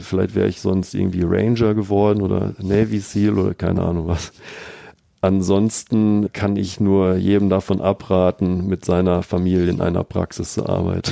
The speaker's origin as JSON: {"language": "German", "town": "Bielefeld", "region": "North Rhine-Westphalia", "country": "Germany", "tie": "born or raised there", "also_born_or_lived": "Münster / Paderborn", "said": "meiner Heimatstadt Bielefeld"}